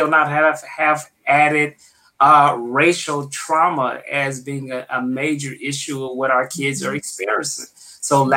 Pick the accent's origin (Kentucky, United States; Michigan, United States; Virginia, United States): Michigan, United States; Flint; now in Tucson, United States; I come from the Midwest. I'm from Flint, Michigan.